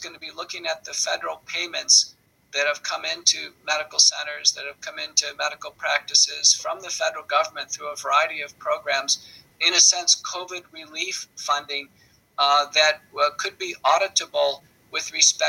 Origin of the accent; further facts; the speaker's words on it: United States; as an American